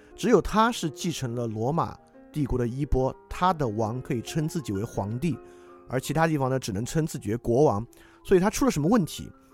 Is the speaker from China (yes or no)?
yes; China; 对于我们中国人来讲